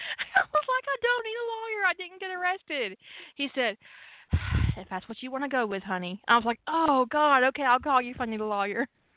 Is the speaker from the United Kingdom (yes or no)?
no; Canada; I'm from Canada, and this shit happens in my family.